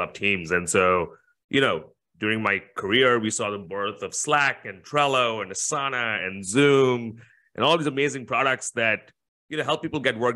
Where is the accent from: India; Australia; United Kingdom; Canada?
India; moved away as an adult; also born or lived in California / New York / Latin America; now in Singapore; I was born in India and moved to Singapore initially for university